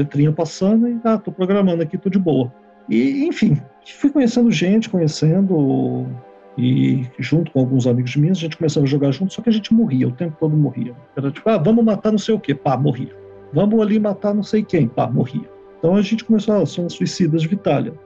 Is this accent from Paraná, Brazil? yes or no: no; Belo Horizonte, Minas Gerais, Brazil; also born or lived in São Paulo; now in Canada; Eu sou de Minas, de Belo Horizonte. Depois, posteriormente, mudei para São Paulo e agora Canadá.